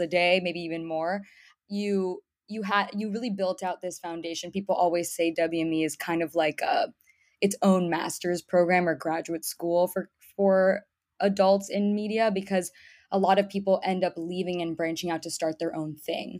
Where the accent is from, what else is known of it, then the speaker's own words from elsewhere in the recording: Miami, Florida, United States; moved away as an adult; also born or lived in Boston / New York City; I was born and raised in Miami, Florida, come from a typical Cuban American background